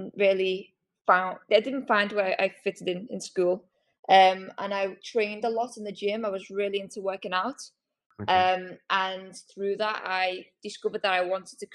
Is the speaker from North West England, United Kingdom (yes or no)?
yes; Liverpool, North West England, United Kingdom; I'm from Liverpool